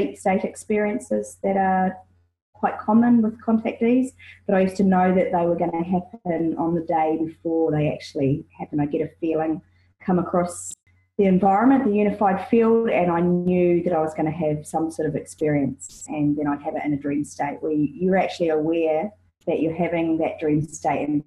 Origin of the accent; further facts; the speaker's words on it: New Zealand; now in Australia; I'm a New Zealander, loving and living in Australia